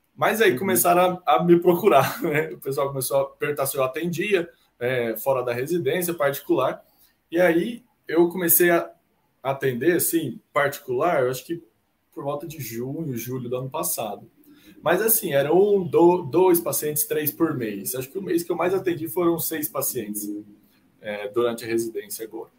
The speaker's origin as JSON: {"language": "Portuguese", "town": "Uberlândia", "region": "Minas Gerais", "country": "Brazil", "tie": "born or raised there", "also_born_or_lived": "Marília, São Paulo / Ribeirão Preto, São Paulo", "moved": "as an adult", "said": "eu sou natural de Uberlândia, Minas Gerais, que é onde eu moro atualmente"}